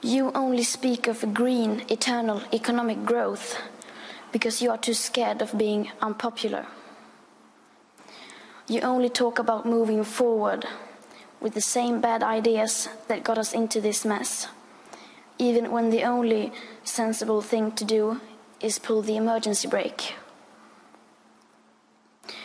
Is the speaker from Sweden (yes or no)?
yes; Sweden; I am 15 years old, and I'm from Sweden.